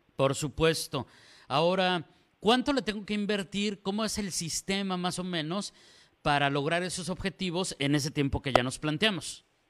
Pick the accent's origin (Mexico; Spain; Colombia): Mexico; como decimos acá en México